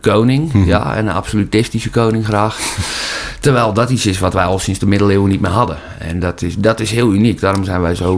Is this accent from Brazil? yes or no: no; Holland, Netherlands; vanuit mijn Nederlandse identiteit als echte Hollander